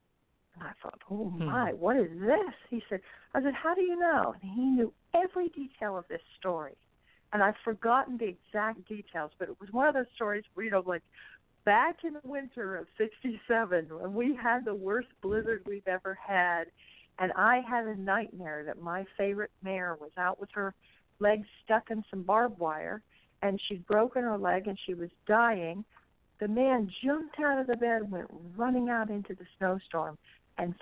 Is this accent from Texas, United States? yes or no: yes; Texas, United States; I'm a Texan